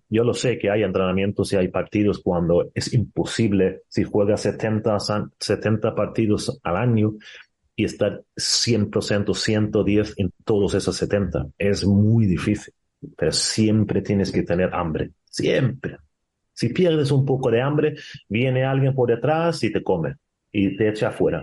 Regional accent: Sweden; Spanish is a second language; moved away as an adult; also born or lived in Spain; now in Portugal; dejar tu país con 20 años, gracias a Dios que estuve viviendo dos años solo en Suecia sin mi madre

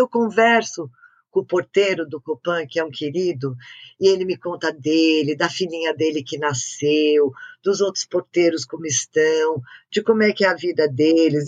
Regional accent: São Paulo, Brazil; first language French; a gente é Paulistana a gente não tem praia

